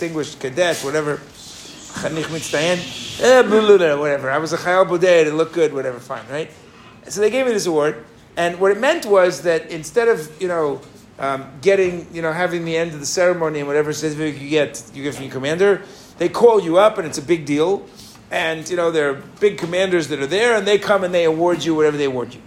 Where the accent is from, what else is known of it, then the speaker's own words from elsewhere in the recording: New York, United States; moved away as an adult; also born or lived in Israel; where are you from? Right? And I said, you know, New York